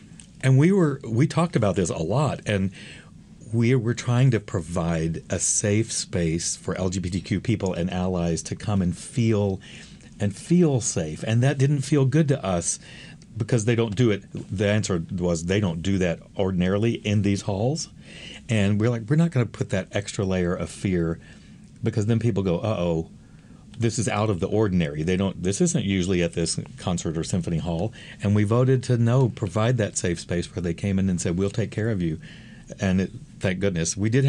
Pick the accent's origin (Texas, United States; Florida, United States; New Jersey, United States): Texas, United States; I grew up in Texas. It's the South. It's the bad South